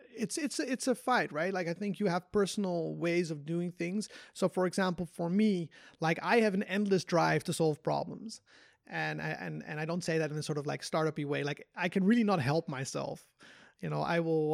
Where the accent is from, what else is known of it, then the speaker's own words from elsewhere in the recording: Netherlands; moved away; also born or lived in Korea; I'm from Holland